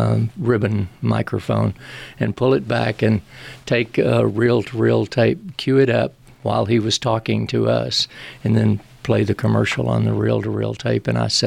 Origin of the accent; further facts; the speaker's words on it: Center, Texas, United States; accent: East Texas; also born or lived in Carthage, Texas; I grew up in Deep East Texas and born in Carthage and grew up in Center, which is about 15 miles from Louisiana.